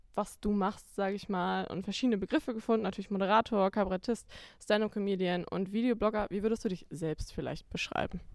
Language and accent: German; Schleswig-Holstein, Germany; aus seiner und meiner Heimat Schleswig-Holstein